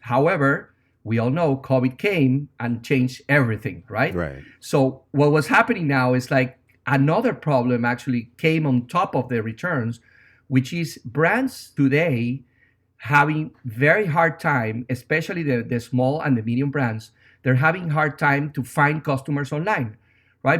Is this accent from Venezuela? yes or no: yes; Venezuela; English is a second language; moved away as an adult; now in New York, United States; as you can tell by my accent, I'm not from America. I'm originally from Venezuela. I've been in New York for 16 years